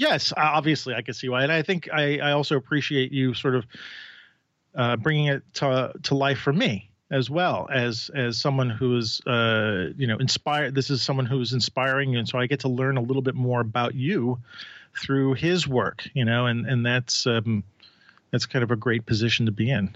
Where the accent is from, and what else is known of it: New York City, New York, United States